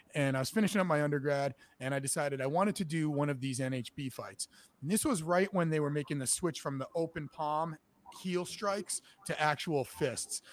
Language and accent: English; New Haven, Connecticut, United States; now in Boston, United States; I'm from Connecticut, actually. I'm from uh, New Haven, and I grew up a wrestler.